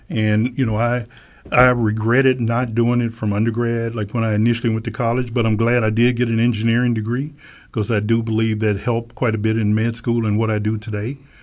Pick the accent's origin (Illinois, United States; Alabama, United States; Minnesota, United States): Alabama, United States; when I was a kid growing up in Alabama